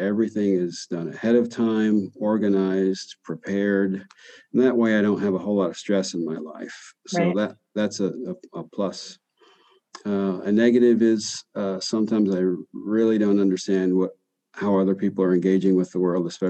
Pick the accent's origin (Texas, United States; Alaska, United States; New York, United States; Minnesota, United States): New York, United States; Adirondacks, northern; now in Tulsa, United States; I grew up in the smack in the middle of the largest tract protected east of the Mississippi. It's called Adirondack State Park in northern New York